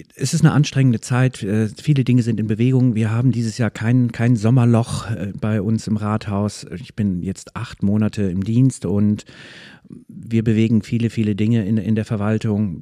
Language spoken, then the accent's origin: German; Soltau, Lower Saxony, Germany; moved away as an adult; now in Schwarzenbek, Germany; Ich bin in der Lüneburger Heide in Soltau geboren und bin da auch ziemlich lange geblieben, bis Mitte 20